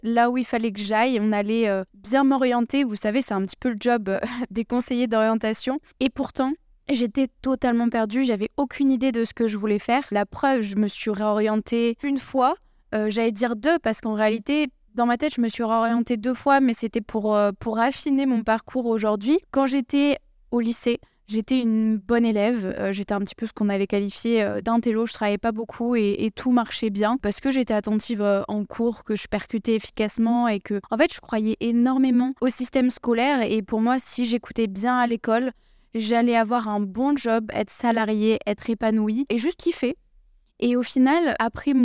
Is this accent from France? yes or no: yes; Bordeaux, Nouvelle-Aquitaine, France; J'ai grandi à Bordeaux